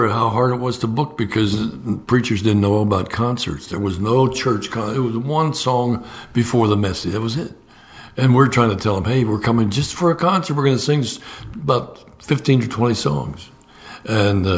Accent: Pennsylvania, United States; moved away; I'm from Pennsylvania

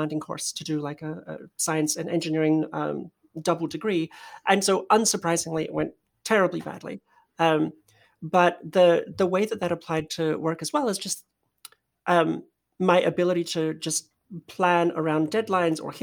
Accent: Perth, Western Australia, Australia; born or raised there; moved away as an adult; also born or lived in Poland / New York; now in San Francisco, United States

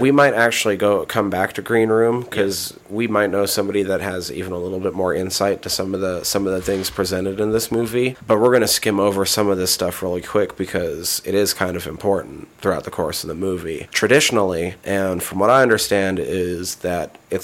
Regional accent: Montana, United States; I'm from Montana, grew up here in Montana.

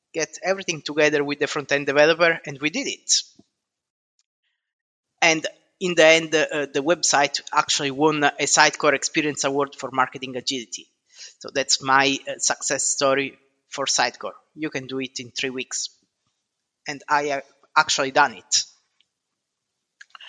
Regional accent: Southern Italy, Italy; moved away as an adult; now in United Kingdom; I'm originally from South Italy, and I moved to the UK 13 years ago

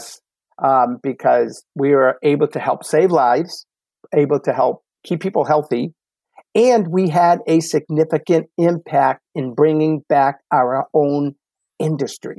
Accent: Medford, Massachusetts, United States; from Medford, Mass, my hometown

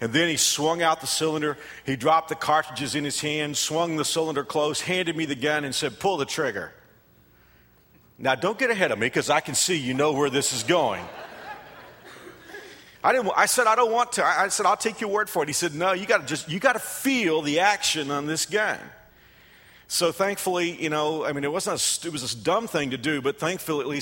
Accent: Texas, United States; moved away as an adult; also born or lived in Fort Worth, Texas; now in Wichita, United States; my home state

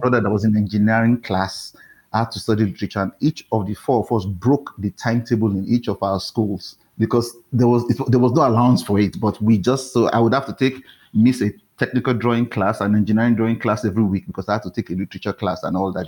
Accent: Warri, Delta, Nigeria; moved away as an adult; also born or lived in Benin City, Nigeria; now in Lagos, Nigeria; I grew up in Warri, which is a nearby um, coastal town

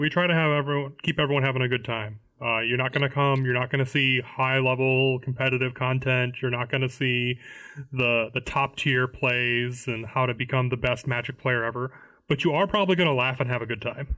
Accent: Illinois, United States; now in Florida, United States; I'm from Illinois

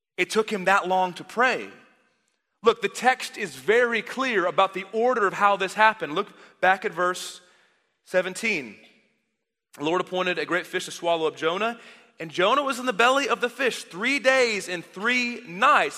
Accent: Dallas, Texas, United States; I grew up in the Dallas area, so if you walk ten feet, you fall into a church

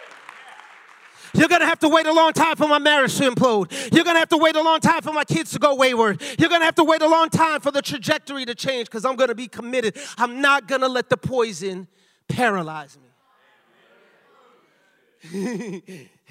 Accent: New York City, New York, United States; now in Lawrence, United States; I was born and raised in the Bronx, but my parents are Jamaican

